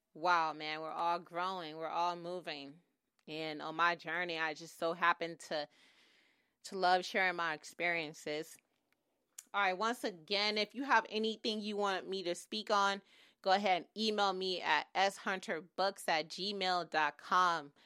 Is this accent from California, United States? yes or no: yes; Oakland, California, United States; moved away as an adult; now in Los Angeles, United States; I grew up in, um, East Oakland, Oakland, California